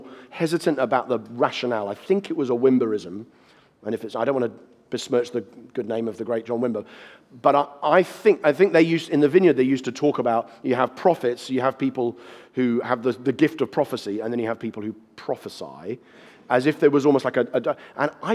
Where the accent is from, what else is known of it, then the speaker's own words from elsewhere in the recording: United Kingdom; I'm speaking as a Brit